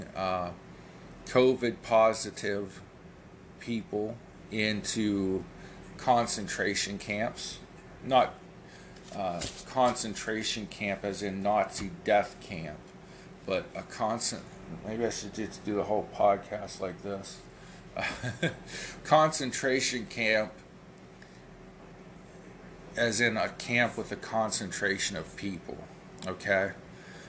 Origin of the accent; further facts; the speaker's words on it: United States; I'm an American